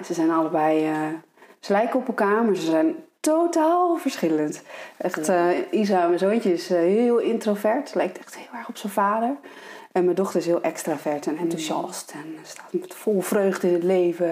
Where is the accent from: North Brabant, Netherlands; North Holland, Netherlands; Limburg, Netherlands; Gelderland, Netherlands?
Gelderland, Netherlands; Ede; moved away; ik kom dus uit Ede